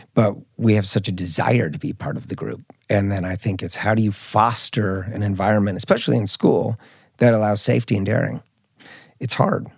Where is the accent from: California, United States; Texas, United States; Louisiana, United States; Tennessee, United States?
California, United States; Marin County, Bay Area; also born or lived in Mallorca, Spain; now in Stockholm, Sweden; I grew up in, in the Bay Area, I grew up in Marin County